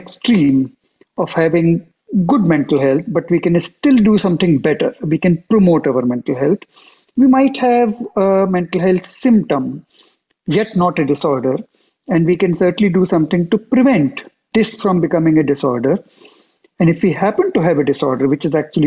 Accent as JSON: {"language": "English", "country": "India", "also_born_or_lived": "Geneva, Switzerland", "moved": "as an adult", "lives_now": "United States", "said": "after 20 years of doing that in my home country, India, I moved to Geneva"}